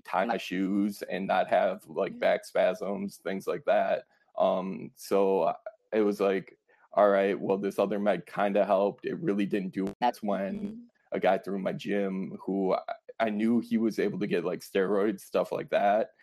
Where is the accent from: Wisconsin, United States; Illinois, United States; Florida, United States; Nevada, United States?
Wisconsin, United States; Fond du Lac; I'm from Wisconsin. Um, I grew up about an hour north in Fond du Lac, Wisconsin